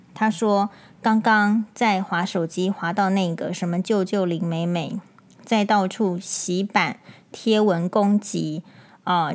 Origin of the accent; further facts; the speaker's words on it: Taiwan; 我们身为台湾人